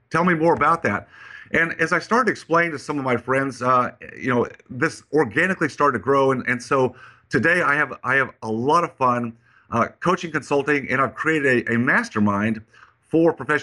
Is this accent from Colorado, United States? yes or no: yes; Colorado, United States; now in Texas, United States; I grew up in Colorado, even though I live in Texas